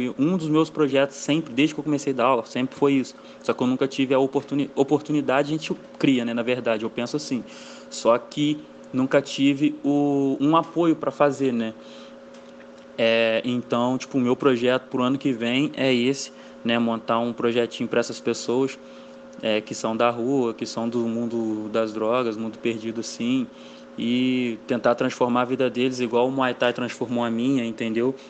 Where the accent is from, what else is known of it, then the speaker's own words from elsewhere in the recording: Valença, Brazil; sou nascido criado aqui em Valença mesmo